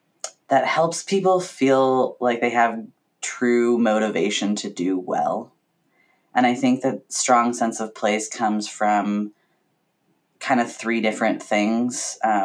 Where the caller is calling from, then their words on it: Vancouver, Washington, United States; I am on traditional Cowlitz and Chinook territories, now known as Vancouver, Washington. The other Vancouver, as I like to call it.